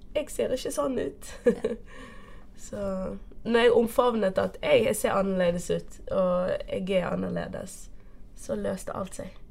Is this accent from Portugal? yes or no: yes; Portugal; accent: Bergen; first language Portuguese; Norwegian is a second language; also born or lived in Bergen, Norway; now in Norway; det er portugisisk som er ja, mm. Som er morsmålet mitt. Ja. Jeg er opprinnelig fra Portugal.